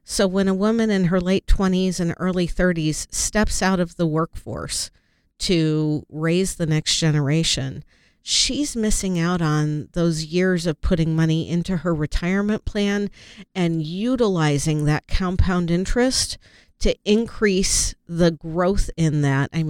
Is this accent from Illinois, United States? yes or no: yes; Chicago, Illinois, United States; born there; Well, I was born in Chicago.